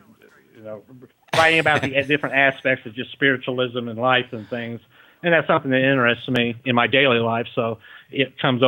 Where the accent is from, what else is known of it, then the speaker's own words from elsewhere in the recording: Detroit, Michigan, United States; also born or lived in Kentucky; now in Pueblo, United States; Actually, I sound like a hillbilly, and I'm originally from Detroit. I've lived a lot of different places, and I lived down in Kentucky for quite a while.